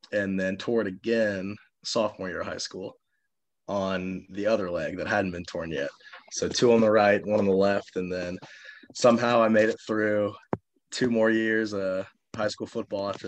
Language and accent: English; Friendswood, Texas, United States; moved away as an adult; also born or lived in Houston, Texas; now in Clarksville, United States; I'm from a town called Friendswood, Texas, which is between Houston and Galveston. Lived there most of my life.